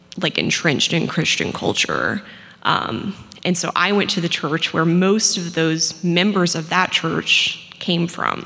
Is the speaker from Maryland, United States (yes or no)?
no; Louisiana, United States; I grew up in Louisiana.